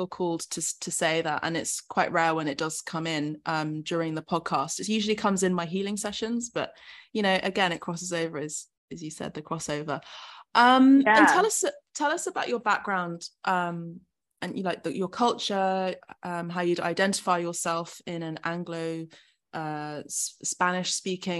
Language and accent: English; United Kingdom; accent: British; also born or lived in Italy / Los Angeles; even though I have a very sort of British accent